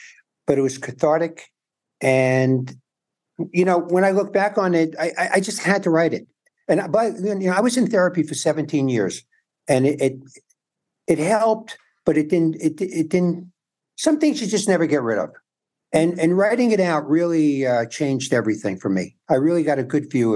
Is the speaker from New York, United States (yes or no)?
yes; New York City, New York, United States; moved away as an adult; also born or lived in San Antonio, Texas; now in Los Angeles, United States; In New York, I grew up in the Bronx and Forest Hills, Manhattan.